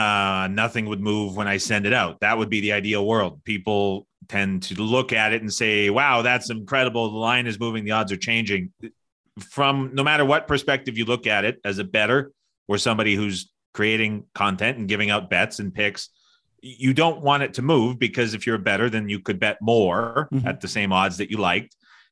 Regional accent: Canada; I'm Canadian, I go to the States a lot.

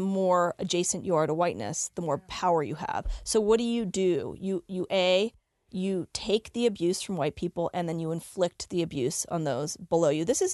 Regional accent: Richmond, Virginia, United States; now in Denver, United States; growing up in Richmond, Virginia, in the 70s and 80s, I grew up with a tiny Indian community

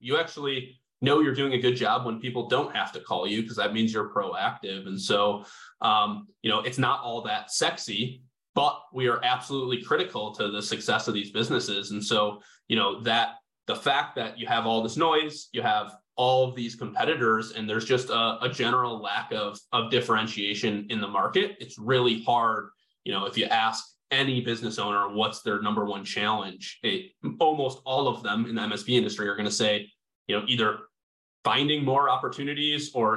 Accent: Chicago suburbs, Illinois, United States; I grew up not too far away.

